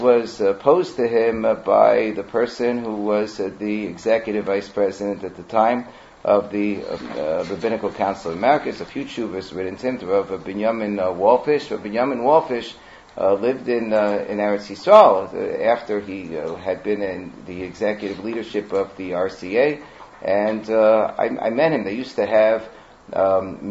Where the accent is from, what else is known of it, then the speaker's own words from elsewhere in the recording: United States; when I grew up in Muncie